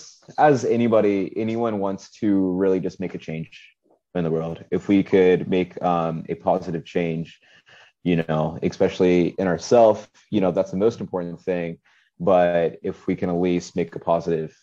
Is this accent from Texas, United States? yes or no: no; Ohio, United States; now in Miami, United States; me growing up in Ohio.